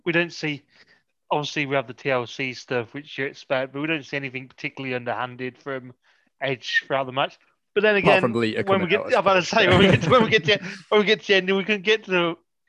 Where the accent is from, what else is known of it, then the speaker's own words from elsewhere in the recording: Canada; I'm just Canadian and that's enough.